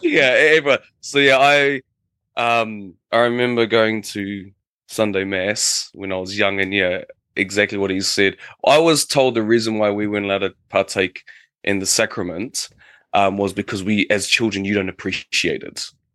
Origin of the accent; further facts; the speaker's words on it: New Zealand; now in Japan; from J- New Zealand, calling from Japan